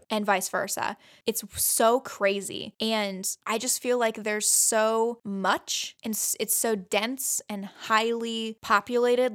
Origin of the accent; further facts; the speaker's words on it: Fort Wayne, Indiana, United States; I was born in Fort Wayne